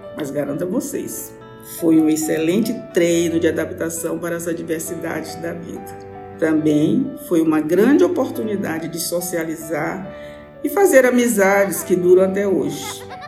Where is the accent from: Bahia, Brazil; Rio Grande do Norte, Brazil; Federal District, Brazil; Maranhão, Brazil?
Maranhão, Brazil; São Luís; born or raised there; also born or lived in São Domingos, Maranhão